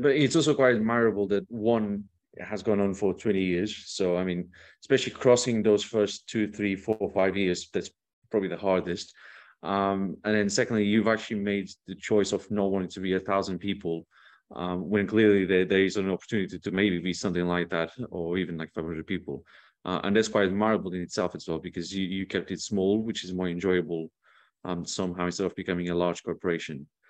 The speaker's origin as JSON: {"language": "English", "country": "Portugal", "said": "I come from Portugal."}